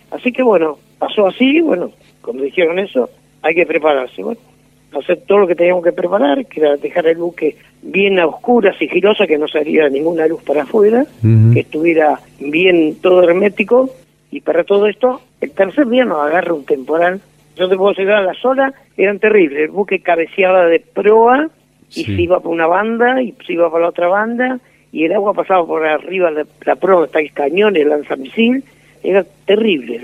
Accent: Las Flores, Buenos Aires Province, Argentina; moved away as an adult; now in La Plata, Argentina; yo nací en Las Flores, vivía ahí pasando Manuel Benzo Paz, cruzaba la ruta

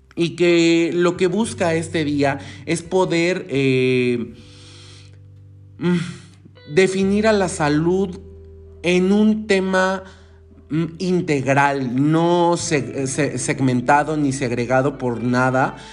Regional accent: Mexico; te lo digo como mexicano

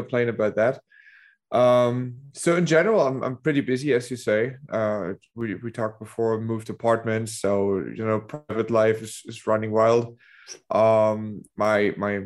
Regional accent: Dresden, Saxony, Germany; the place where I'm from Dresden, Germany, which is the east

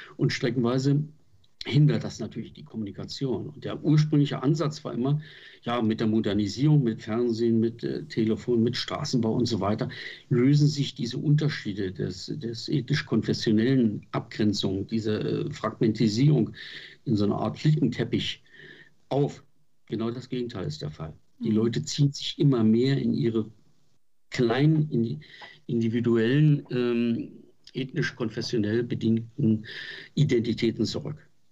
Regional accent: Berlin, Germany; Ich war in Berlin. Man hat als Berliner Junge, als Steppke

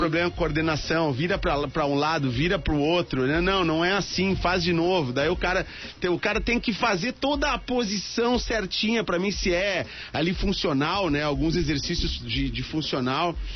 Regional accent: Rio Grande do Sul, Brazil; now in Santa Catarina, Brazil; eu sou gaúcho, eu falo Santa

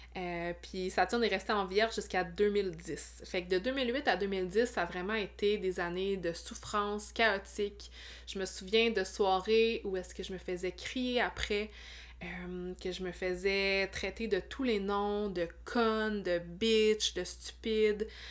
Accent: Abitibi, Quebec, Canada; moved away as an adult; also born or lived in Montreal area; ma ville natale

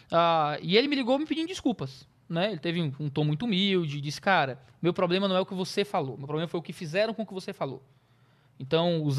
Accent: Ceará, Brazil; eu sou cearense, eu sou.

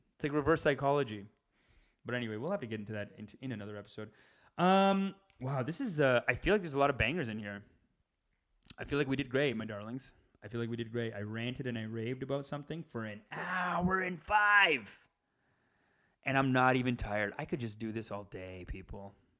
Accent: Canada; we're Canadian

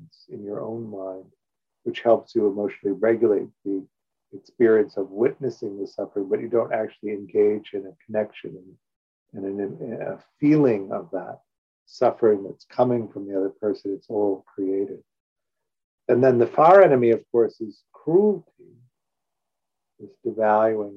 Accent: Evanston, Illinois, United States; I grew up in Evanston, Illinois

